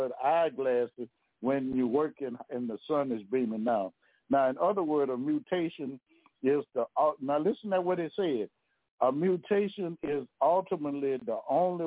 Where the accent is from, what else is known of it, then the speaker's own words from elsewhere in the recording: Louisiana, United States; I'm from Louisiana now